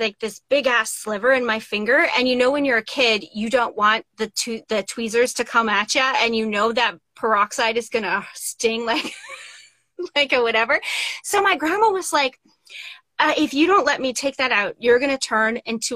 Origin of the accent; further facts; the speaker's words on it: Saskatchewan, Canada; I grew up in Saskatchewan